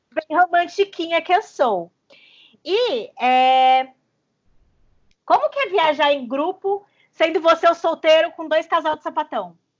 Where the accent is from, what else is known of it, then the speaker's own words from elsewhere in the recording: Batatais, São Paulo, Brazil; moved away as an adult; now in São Paulo, Brazil; a gente vem de uma longa era da juventude batataense, entendeu? A gente é de uma cidade a 400 quilômetros mais ou menos de São Paulo, no interior